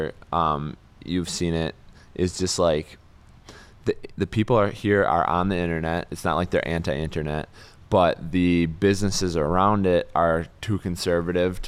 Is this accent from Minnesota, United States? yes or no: no; Appleton, Wisconsin, United States; I'm from Appleton